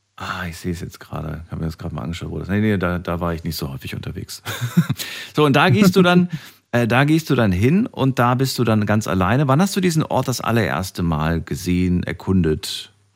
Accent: Frankfurt, Hesse, Germany; Ich komme ja auch aus Frankfurt

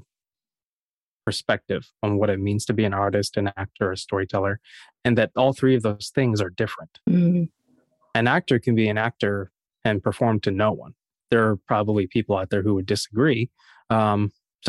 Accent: Harrisonburg, Virginia, United States; JMU is in my hometown. So I was a townie at the school

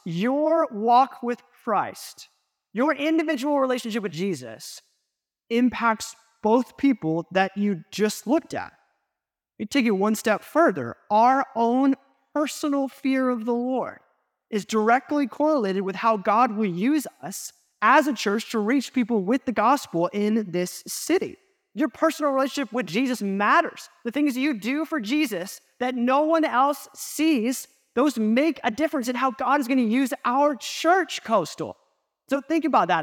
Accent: United States; as an American, we live in this individualistic culture

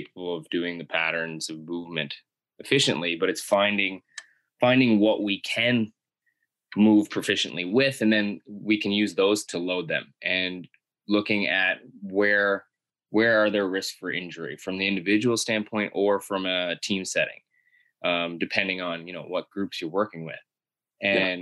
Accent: Miramichi, New Brunswick, Canada; my hometown, Miramichi, is a small town

